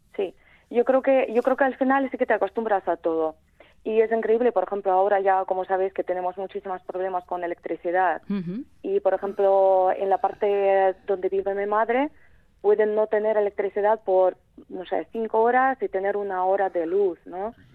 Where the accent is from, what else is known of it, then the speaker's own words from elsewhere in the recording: Kremenchuk, Poltava Oblast, Ukraine; Spanish is a second language; moved away as an adult; also born or lived in Transcarpathia; now in Vitoria-Gasteiz, Spain; es esta ciudad, es de donde soy yo, se llama Kremenchuk.